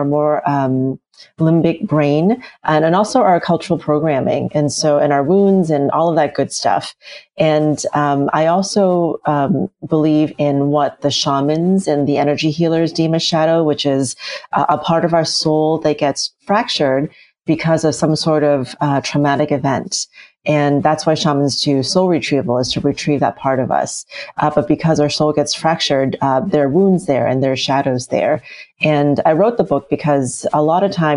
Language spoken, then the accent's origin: English; United States; when we moved to the US, I was a little kid, and we moved into the projects